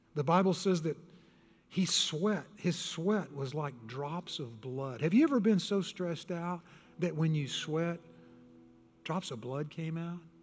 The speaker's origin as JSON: {"language": "English", "region": "Texas", "country": "United States", "tie": "born or raised there", "said": "I was born and raised in Texas"}